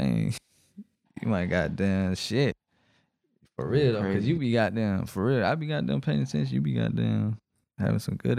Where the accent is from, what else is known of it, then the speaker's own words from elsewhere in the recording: Riverdale, Georgia, United States; I'm even from Riverdale, right here.